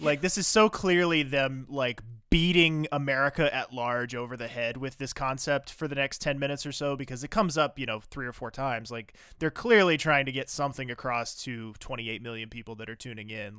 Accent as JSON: {"language": "English", "region": "the South", "country": "United States", "tie": "born or raised there", "said": "growing up in the South"}